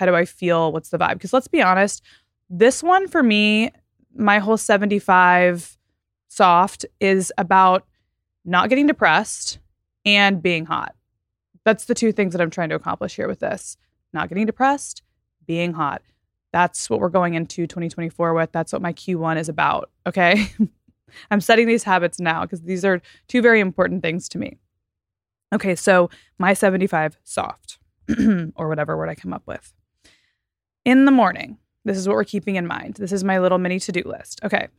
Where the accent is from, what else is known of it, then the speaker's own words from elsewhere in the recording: Texas, United States; also born or lived in Florida; now in Los Angeles, United States; I'm from Texas and Florida. So it kind of tracks that way.